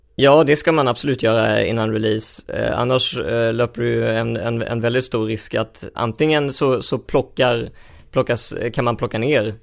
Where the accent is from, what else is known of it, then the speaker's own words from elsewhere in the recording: Helsingborg, Skåne, Sweden; jag växte upp i Helsingborg